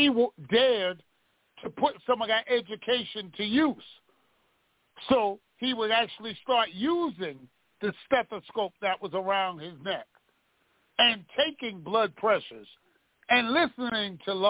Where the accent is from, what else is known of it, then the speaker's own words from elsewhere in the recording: New York City, New York, United States; I grew up with Ella in New Mount Zion Baptist Church on Gates Avenue in Brooklyn, New York